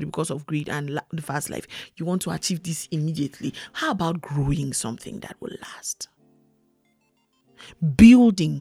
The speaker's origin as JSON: {"language": "English", "region": "Plateau", "country": "Nigeria", "said": "I'm from Nigeria. I'm from Plateau State. We are the Middle Belt"}